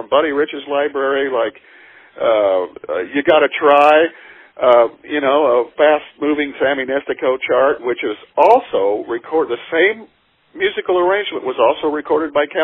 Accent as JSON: {"language": "English", "town": "McPherson", "region": "Kansas", "country": "United States", "tie": "born or raised there", "said": "I grew up in McPherson, which was right in the middle of Kansas."}